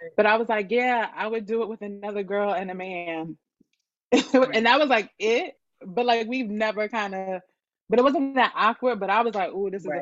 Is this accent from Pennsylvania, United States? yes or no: yes; Broomall, Pennsylvania, United States; also born or lived in Bryn Mawr, Pennsylvania; I grew up in Broomall, PA, which is like outside of Philly, but I was actually born in Bryn Mawr